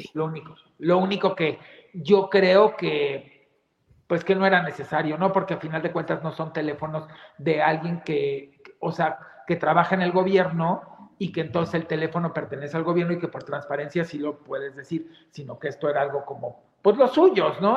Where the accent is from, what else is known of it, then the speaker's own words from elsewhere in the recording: Mexico; todos somos mexicanos donde estemos